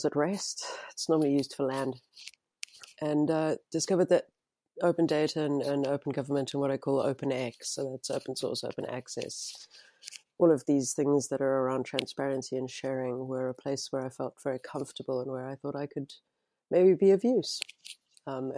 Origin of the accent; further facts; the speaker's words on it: South Africa; moved away as an adult; also born or lived in England; now in New Zealand; I was born in South Africa and grew up there